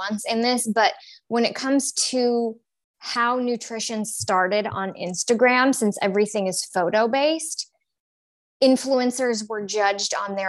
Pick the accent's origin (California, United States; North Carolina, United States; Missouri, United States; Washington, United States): Washington, United States; Seattle; moved away; also born or lived in the South; I'm from Seattle.